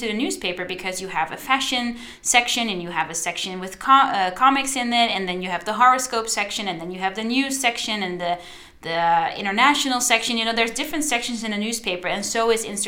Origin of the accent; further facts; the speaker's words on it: Netherlands; first language Dutch; English is a second language; I'm Dutch